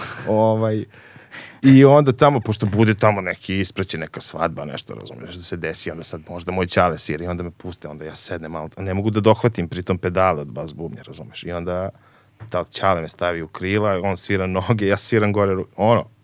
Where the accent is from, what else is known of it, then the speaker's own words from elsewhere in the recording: Kragujevac, Šumadija, Serbia; Ja sam iz Kragujevca, tako je. Ovaj, šumadinac.